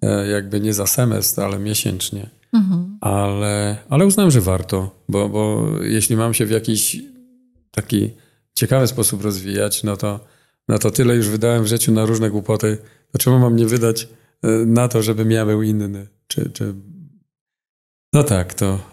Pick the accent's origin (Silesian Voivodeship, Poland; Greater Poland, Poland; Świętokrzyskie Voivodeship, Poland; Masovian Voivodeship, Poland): Silesian Voivodeship, Poland; accent: Silesian; Jako Ślązak mam jakieś jeszcze i akcent